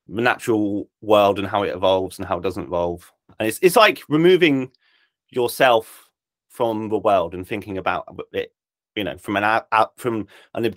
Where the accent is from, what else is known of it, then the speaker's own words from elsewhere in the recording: Isle of Wight, South East England, United Kingdom; I grew up on the Isle of Wight